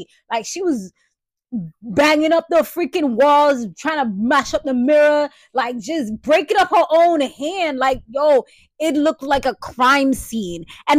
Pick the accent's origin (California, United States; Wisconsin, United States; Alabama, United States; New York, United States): New York, United States; I'm from the BX, you know, I'm from Brooklyn, I'm from Harlem. You know what I'm saying? Like I'm from New York, just in general, like that, you jacking those cities, like that's tough.